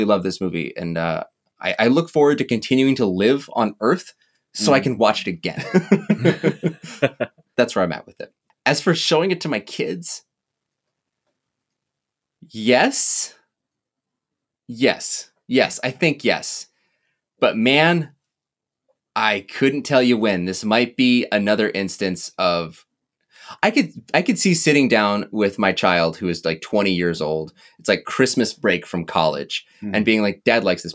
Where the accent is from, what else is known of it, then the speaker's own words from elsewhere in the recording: Midwest, United States; also born or lived in Williston area, North Dakota; I grew up in the Midwest area